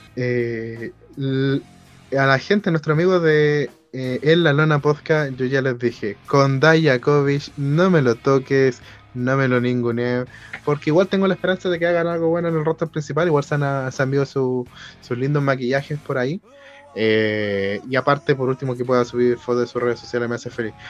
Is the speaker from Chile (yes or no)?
yes; Chile; a nosotros como latinoamericanos, y obviamente como chilenos